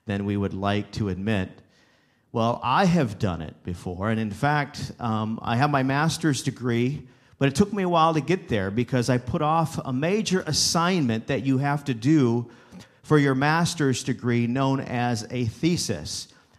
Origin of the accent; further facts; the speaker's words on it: Wauseon, Ohio, United States; also born or lived in Abilene, Texas; Northwest Ohio is where I landed. In fact, that's my area where I grew up. I came back to my hometown of Wauseon, Ohio